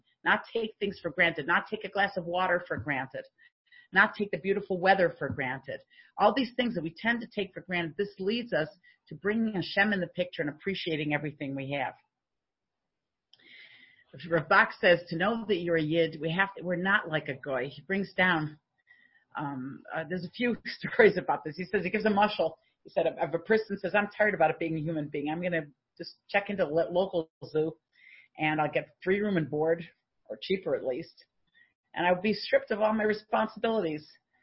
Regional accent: United States; now in Canada; Now, I'm an American.

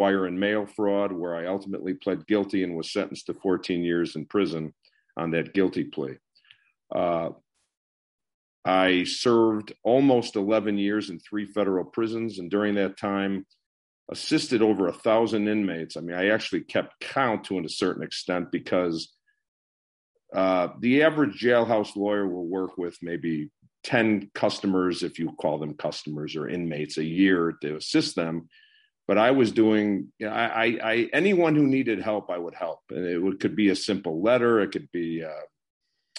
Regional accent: Skokie, Illinois, United States; I was raised in the Skokie, Morton Grove, the Skokie area, basically. Went to high school in Skokie, Illinois

